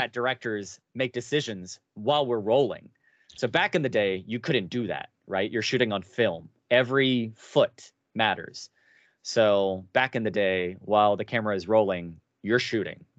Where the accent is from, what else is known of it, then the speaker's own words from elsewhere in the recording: Cincinnati, Ohio, United States; moved away; I come from Cincinnati, a Ger-, very Germanic town